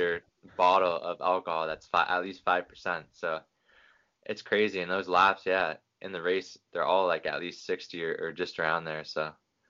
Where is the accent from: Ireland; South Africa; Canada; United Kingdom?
Canada; born or raised there